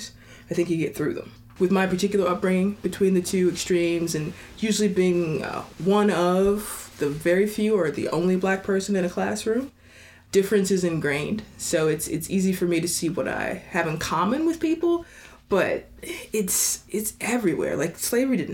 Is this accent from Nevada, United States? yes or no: no; Kentucky, United States; moved away; Growing up in Kentucky